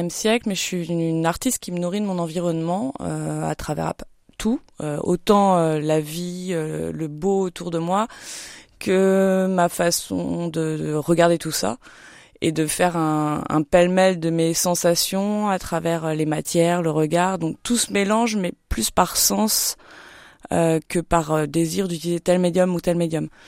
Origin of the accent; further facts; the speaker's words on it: Paris, Île-de-France, France; moved away as an adult; now in Épernay, France; Une vraie parisienne pure souche.